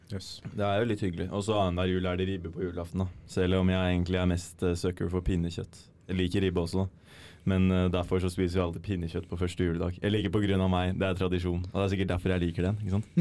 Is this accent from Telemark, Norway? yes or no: no; Oslo, Norway; Nå er jeg jo hjemme i Hjemme i Oslo med bror og søster